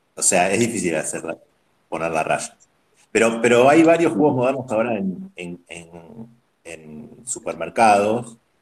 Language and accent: Spanish; Buenos Aires, Argentina; Yo soy de Capital, eh, siempre, siempre viví en Capital